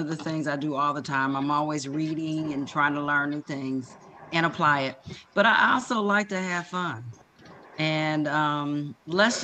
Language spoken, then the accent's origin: English; Ohio, United States; now in North Carolina, United States; we're from Ohio, as Sharon has already shared, and we moved to North Carolina